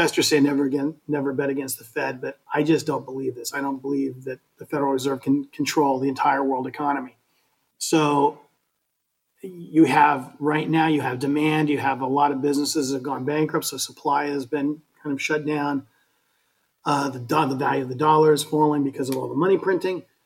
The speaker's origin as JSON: {"language": "English", "region": "Colorado", "country": "United States", "moved": "yes", "lives_now": "Florida, United States", "said": "I'm from Colorado"}